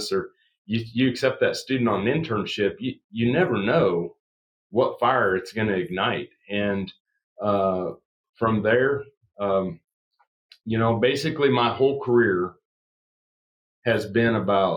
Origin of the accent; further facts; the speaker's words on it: Southwest Iowa, United States; I was raised in Southwest Iowa.